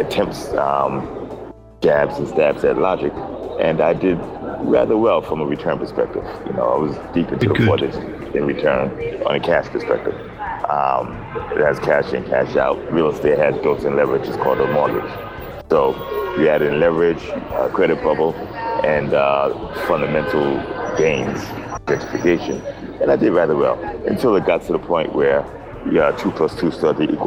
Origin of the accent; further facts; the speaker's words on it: New York City, New York, United States; also born or lived in Roosevelt, Long Island / Brooklyn; Native New Yorker.